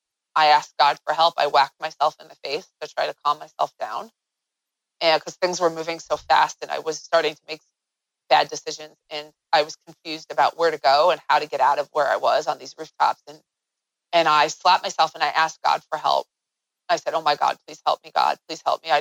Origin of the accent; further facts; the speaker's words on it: United States; I'm an American.